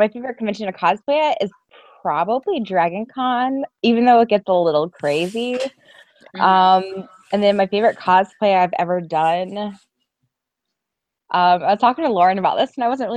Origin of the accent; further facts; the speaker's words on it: South Carolina, United States; I'm from South Carolina